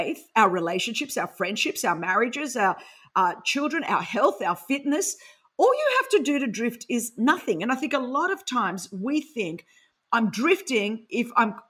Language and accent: English; Sydney, New South Wales, Australia; accent: Aussie; first language Greek; because I grew up in Sydney, Australia.